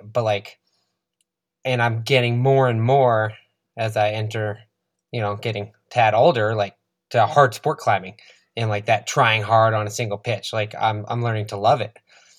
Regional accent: East Coast, United States; You're growing up in the East Coast, not a mountain athlete.

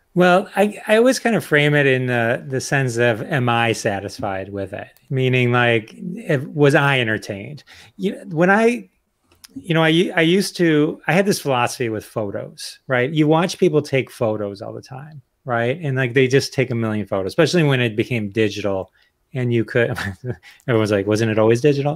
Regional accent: Detroit, Michigan, United States; I'm from Detroit

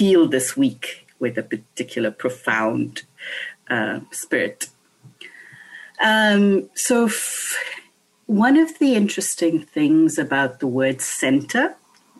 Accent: India; when I was a child growing up in India

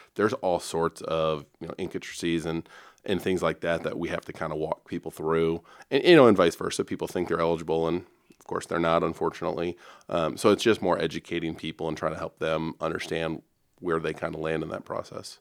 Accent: Dubuque, Iowa, United States; moved away as an adult; now in Omaha, United States; born and raised in Iowa myself, uh, in Dubuque

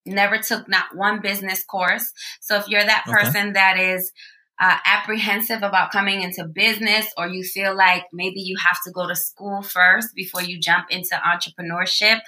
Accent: New York City, New York, United States; moved away as an adult; now in Trumbull, United States; born and raised in the Boogie Down Bronx

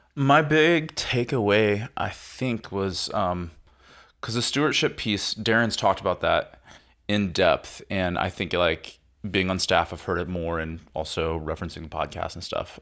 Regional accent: Midwest, United States; moved away as an adult; now in California, United States; I grew up in the Midwest.

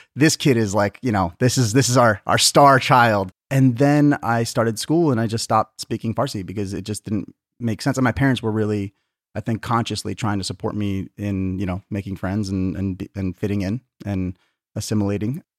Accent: Tucson, Arizona, United States; also born or lived in San Diego, California; I was born in San Diego, but then my parents moved to Tucson when I was, like, five months old.

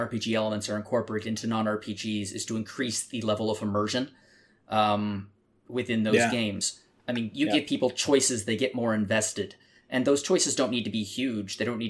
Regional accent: Canada; I'm Canadian.

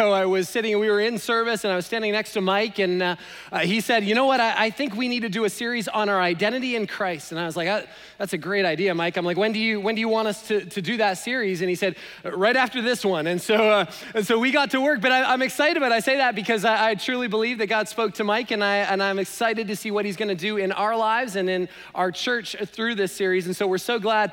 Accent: Canada; now in United States; I'm Canadian

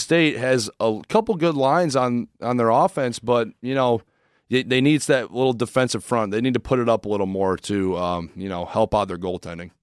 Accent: Crown Point, Indiana, United States; I'm from Crown Point, Indiana, uh, which is a little small town, uh, 45 minutes away from Chicago

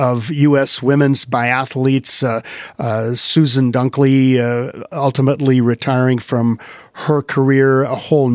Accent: Wisconsin, United States; my home state of Wisconsin

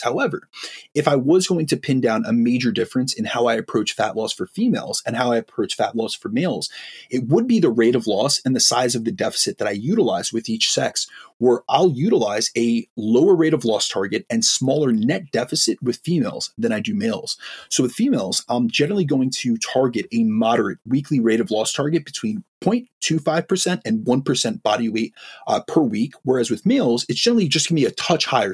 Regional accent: New York, United States; I, I, am uh, from an Italian background, I'm from New York. Like we speak with our hands. I'm extremely lively. I speak really fast. This is something from the Northeast.

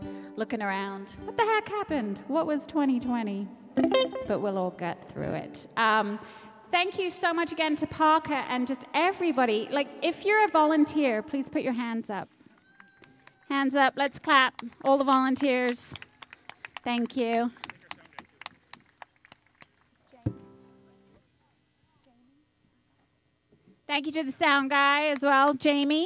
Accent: London, United Kingdom; now in White Bear Lake, United States; I mentioned I'm from the UK. It's nice because I'm actually from London

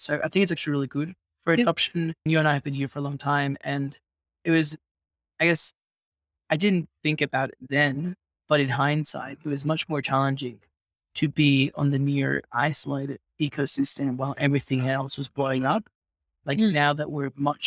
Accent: Venezuela; I grew up in Venezuela

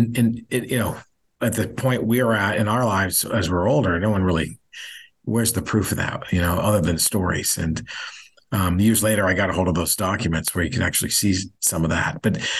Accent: Saudi Arabia; As a kid, I was very lucky. I grew up in Saudi Arabia. My dad was an oil and gas engineer for Aramco.

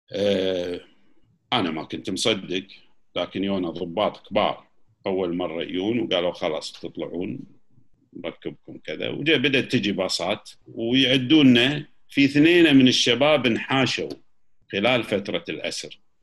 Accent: Kuwait; احنا ككويتيين

